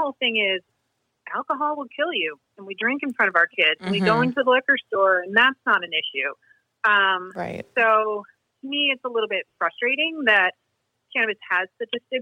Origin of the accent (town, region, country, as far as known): Marblehead, Massachusetts, United States; born or raised there